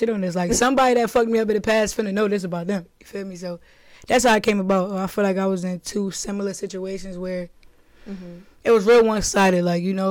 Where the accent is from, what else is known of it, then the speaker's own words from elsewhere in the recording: Newark, New Jersey, United States; I'm from Newark, New Jersey